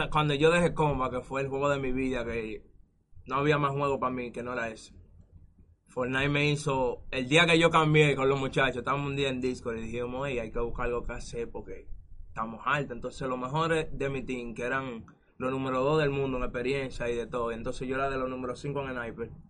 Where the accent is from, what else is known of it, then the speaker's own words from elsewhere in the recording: Villa Mella, Distrito Nacional, Dominican Republic; tengo 22 años, soy de Villamella, del Sol de Luz.